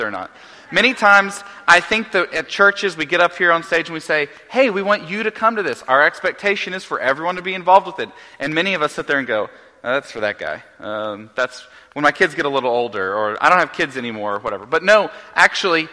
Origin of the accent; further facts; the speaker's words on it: Oklahoma, United States; moved away; growing up in Oklahoma